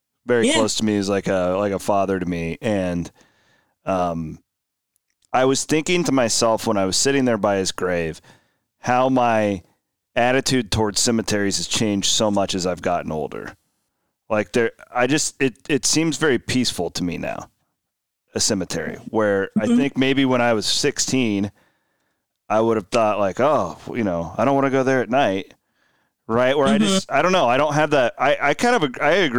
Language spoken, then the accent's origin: English; near Villisca, Iowa, United States; Growing up near Villisca